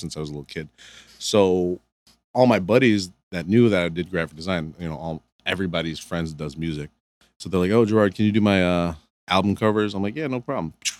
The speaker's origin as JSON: {"language": "English", "town": "Canton", "region": "Michigan", "country": "United States", "tie": "born or raised there", "also_born_or_lived": "Cebu City, Philippines", "said": "I'm from, I grew up in Michigan"}